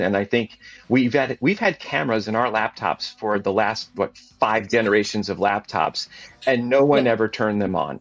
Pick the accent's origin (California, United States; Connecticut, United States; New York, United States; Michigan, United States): Connecticut, United States; growing up in Connecticut, I had exposure to insurance professionals, insurance people